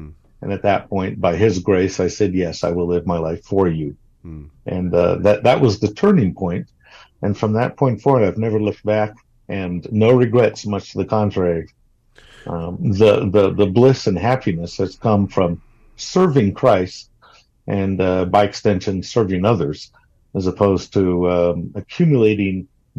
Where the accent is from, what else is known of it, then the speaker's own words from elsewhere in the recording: Brazil; And growing up in Brazil, I had the opportunity then to be a multicultural or a bicultural person in terms of two internalized cultures, American and Brazilian, from the get-go.